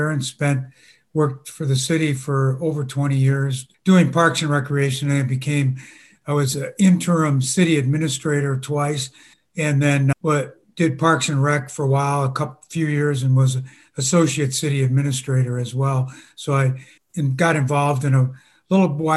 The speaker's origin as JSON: {"language": "English", "town": "Minneapolis", "region": "Minnesota", "country": "United States", "tie": "born or raised there", "also_born_or_lived": "Bloomington, Minnesota / Indiana / Maryland / Ann Arbor, Michigan", "moved": "as an adult", "lives_now": "Michigan, United States", "said": "I grew up in Minnesota, around in Minneapolis, actually, and went to high school in Bloomington, Minnesota"}